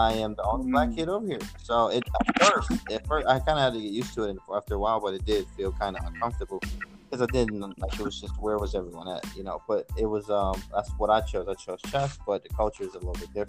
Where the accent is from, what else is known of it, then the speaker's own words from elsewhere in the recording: Detroit, Michigan, United States; I'm from Detroit, Michigan